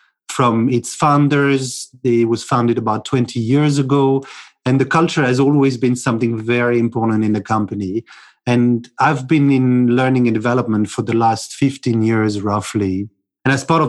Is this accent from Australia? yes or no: no; France; also born or lived in United Kingdom; now in Cluj-Napoca, Romania; I'm originally from France. I moved from France to the UK. And then 8 years ago, I moved to Cluj-Napoca.